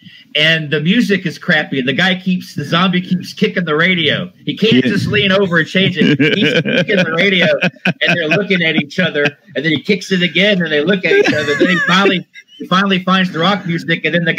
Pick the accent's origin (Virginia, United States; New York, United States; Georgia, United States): Georgia, United States; Kennesaw; now in Wisconsin, United States; And I may live in Wisconsin, but I grew up. I was born in Georgia. I lived in Kennesaw, Georgia, which is north of Atlanta. And back when I was a kid in the 80s, it was a small town.